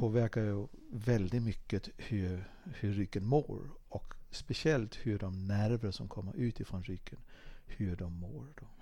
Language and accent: Swedish; Dalarna County, Sweden; var jag ute och åkte skidor hemma i Dalarna